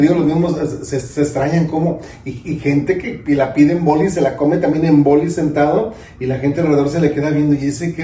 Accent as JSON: {"language": "Spanish", "town": "Santiaguito", "region": "Jalisco", "country": "Mexico", "also_born_or_lived": "Guadalajara", "moved": "as an adult", "lives_now": "Los Angeles, United States", "said": "soy de Santiaguito, Jalisco, una hora de Guadalajara"}